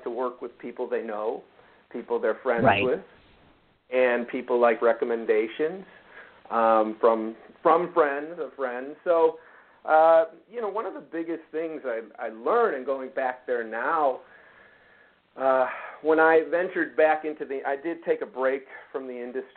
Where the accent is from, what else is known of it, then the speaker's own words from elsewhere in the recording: northern suburbs of Chicago, Illinois, United States; moved away as an adult; also born or lived in Los Angeles, California; I grew up in Illinois, in northern suburbs of Chicago